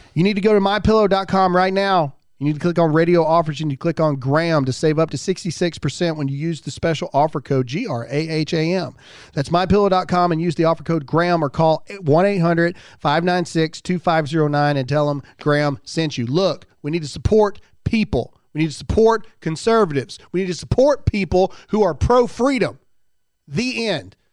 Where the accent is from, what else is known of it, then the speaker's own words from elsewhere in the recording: Mississippi, United States; now in South Carolina, United States; I was born and raised in Mississippi, but I choose South Carolina.